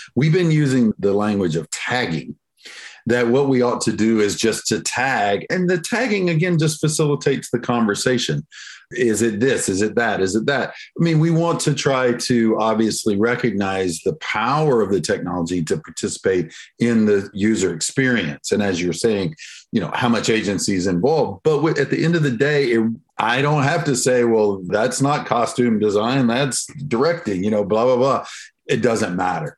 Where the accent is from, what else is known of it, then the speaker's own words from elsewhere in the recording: the South, United States; I'm, of course, from the South. You can probably hear it in my accent. So we're y'all culture down here.